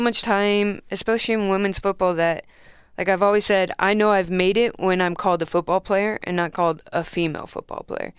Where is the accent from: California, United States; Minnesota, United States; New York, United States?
California, United States; near Los Angeles; moved away; I'm from California, um, roundabout near L